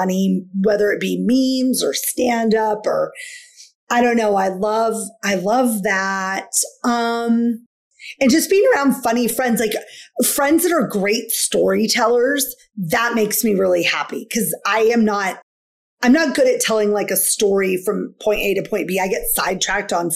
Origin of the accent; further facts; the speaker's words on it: Washington, United States; I'm from Washington State.